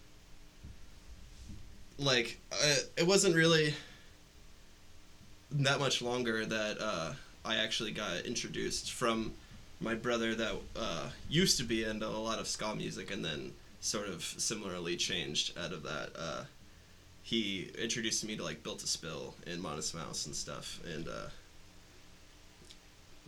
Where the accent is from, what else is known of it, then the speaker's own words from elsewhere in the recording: Mason, Ohio, United States; I am from big suburb outside of Cincinnati, Mason, Ohio, home of Kings Island.